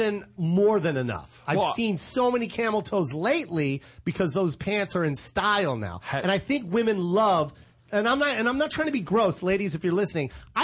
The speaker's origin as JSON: {"language": "English", "country": "Philippines", "said": "I'm like, I'm Filipino."}